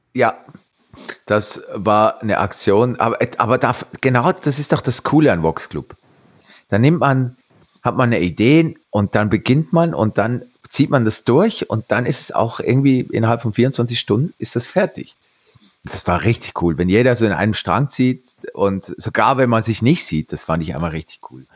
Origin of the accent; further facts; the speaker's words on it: Switzerland; ich bin Schweizer